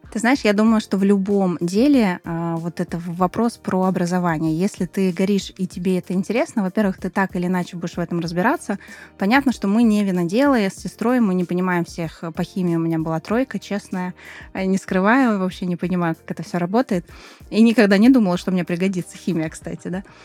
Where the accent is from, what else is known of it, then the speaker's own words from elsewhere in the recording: Moscow, Russia; moved away as an adult; now in Krasnodar Krai, Russia; я из Москвы